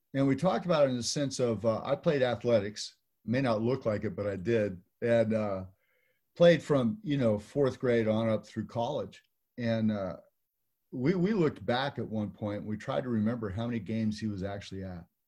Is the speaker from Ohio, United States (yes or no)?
no; California, United States; now in Texas, United States; in California, where I'm from, I live in Texas now